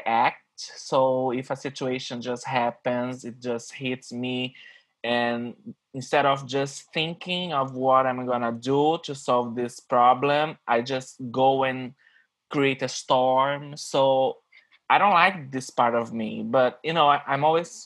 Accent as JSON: {"language": "English", "region": "Rio de Janeiro", "country": "Brazil", "second_language": "English", "moved": "as an adult", "lives_now": "New York, United States", "said": "I'm from Rio in Brazil"}